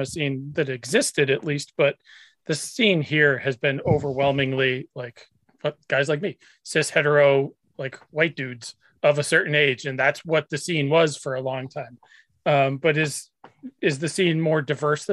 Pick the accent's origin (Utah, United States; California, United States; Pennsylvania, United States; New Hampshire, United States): New Hampshire, United States; I grew up in New Hampshire